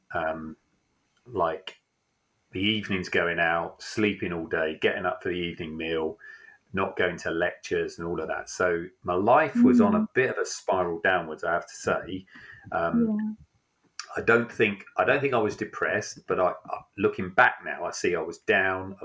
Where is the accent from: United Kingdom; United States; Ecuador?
United Kingdom; Isle of Wight, South East England; moved away as an adult; now in Rugby, United Kingdom; So I grew up on the Isle of Wight, which, if you know it, I have to say is a rough hood.